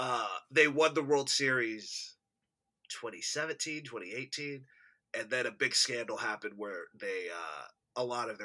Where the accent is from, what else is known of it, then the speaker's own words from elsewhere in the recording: North Texas, United States; I'm from Texas.